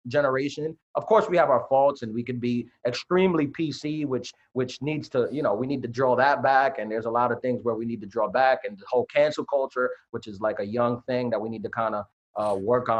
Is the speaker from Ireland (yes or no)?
no; New York City, New York, United States; growing up in New York, man, I was born and raised in Queens